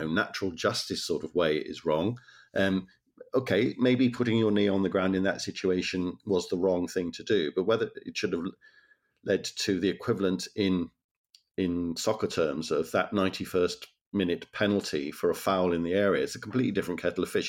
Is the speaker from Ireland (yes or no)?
no; Wales, United Kingdom; growing up in Wales.